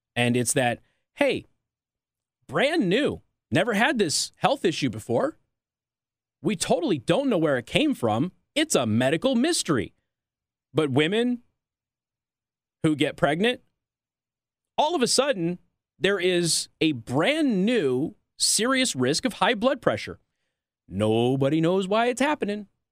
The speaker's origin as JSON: {"language": "English", "area": "Clark County School District", "region": "Nevada", "country": "United States", "said": "I'm from Clark County School District"}